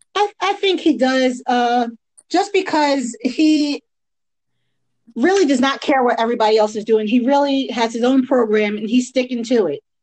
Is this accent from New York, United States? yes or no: yes; Long Island, New York, United States; moved away as an adult; also born or lived in Queens, New York / Maryland / New Jersey; now in Georgia, United States; I grew up in Long Island. Born in Queens, raised in Long Island